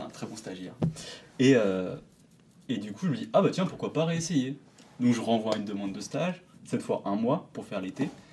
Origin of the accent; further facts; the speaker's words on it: Lannion, Brittany, France; moved away; je me trouve souvent le jeudi soir à, l'Agnon, à du coup, ma ville d'origine